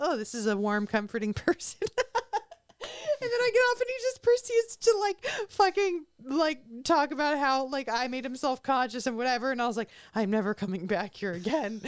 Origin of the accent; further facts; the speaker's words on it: Orange County, California, United States; also born or lived in Los Angeles; I'm from Orange County